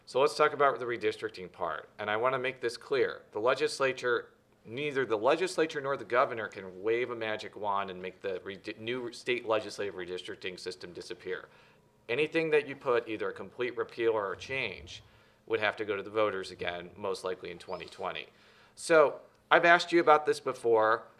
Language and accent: English; Illinois, United States; I'm from Illinois